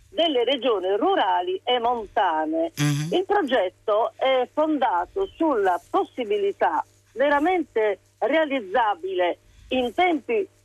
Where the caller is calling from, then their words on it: Rome, Lazio, Italy; sì. siamo da Roma.